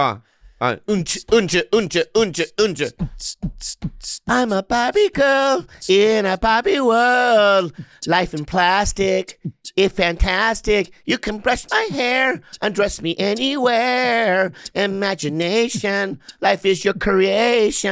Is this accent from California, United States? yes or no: yes; San Diego, California, United States; I'm from San San Diego